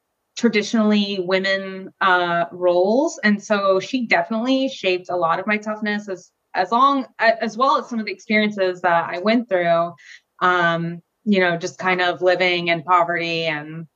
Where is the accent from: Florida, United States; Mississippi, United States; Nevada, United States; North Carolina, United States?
Florida, United States; also born or lived in Germany; I was pretty much raised in Florida for most of my life, from like 3 to now, still living here